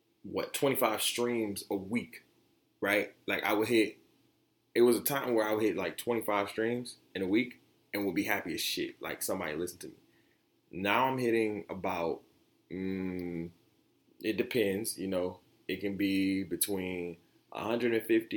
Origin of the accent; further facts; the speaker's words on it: Detroit, Michigan, United States; also born or lived in Oak Park, Michigan; And I grew up in Detroit, 8 Mile in Wyoming, Or you can say I grew up on the east side by Pershing High School